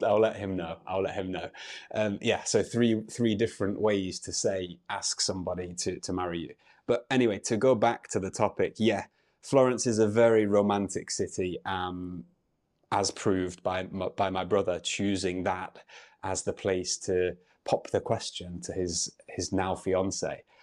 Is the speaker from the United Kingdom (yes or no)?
yes; United Kingdom; I'm an English teacher from the U K